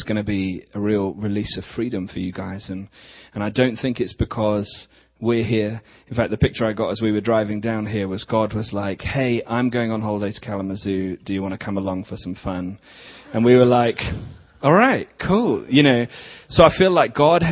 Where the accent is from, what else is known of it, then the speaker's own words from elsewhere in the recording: England, United Kingdom; accent: English; We're from England, so you're going to have to put up with some English accents